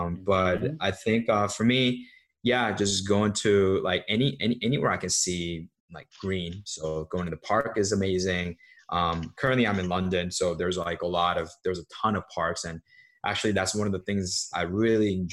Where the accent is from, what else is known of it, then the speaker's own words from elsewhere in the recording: Seoul, South Korea; also born or lived in New York; now in United States; I grew up in Seoul, which is the capital of South Korea